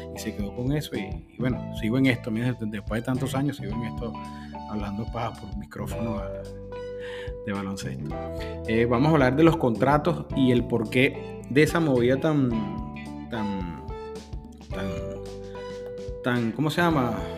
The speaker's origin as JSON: {"language": "Spanish", "country": "Venezuela"}